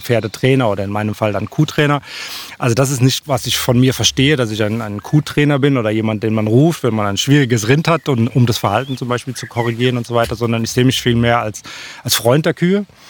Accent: Hesse, Germany; ich bin geboren hier in Deutschland und aufgewachsen, aber habe äh, norwegische Eltern

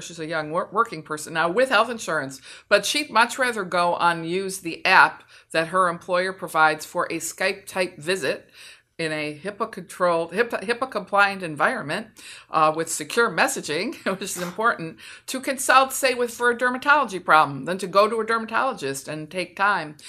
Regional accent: Michigan, United States; moved away as an adult; also born or lived in Philadelphia; I studied economics as an undergrad at University of Michigan, which is my home state

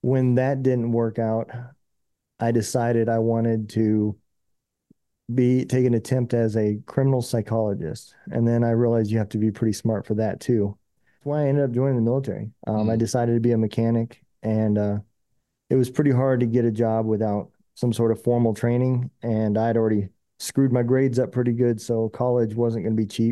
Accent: Lincoln, Nebraska, United States; moved away as an adult; also born or lived in Des Moines, Iowa; now in Missouri, United States; I was born in Des Moines, Iowa, but I lived most of my life in Nebraska and around the Lincoln area

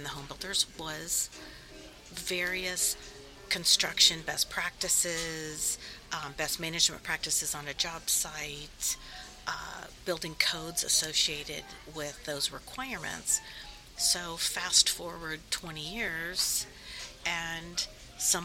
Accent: Kansas, United States; moved away as an adult; also born or lived in Washington, D.C.; So I was recruited from D.C. to move back to Kansas, my home state.

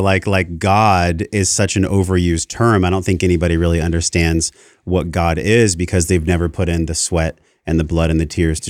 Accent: Encinitas, California, United States; I'm like, because I came from Encinitas.

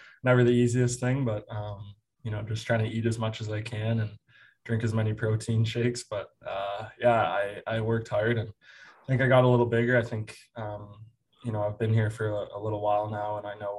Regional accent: Aurora, Ontario, Canada; Aurora, Ontario, my hometown

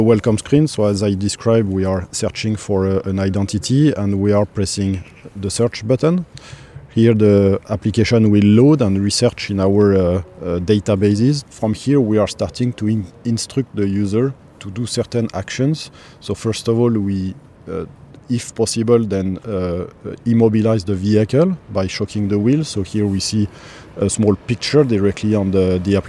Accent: France; I'm coming from France

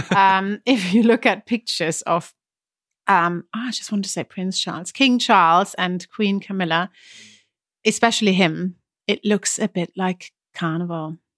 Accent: Germany; I'm German

